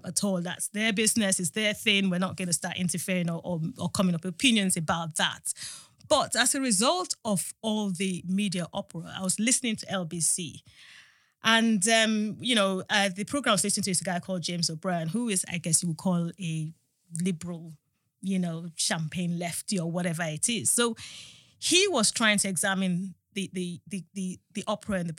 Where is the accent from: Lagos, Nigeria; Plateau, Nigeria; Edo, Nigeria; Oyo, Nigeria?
Edo, Nigeria; Benin City; now in United Kingdom; I'm Nigerian. But, you know, we come from a place in Nigeria where we grew up in Benin City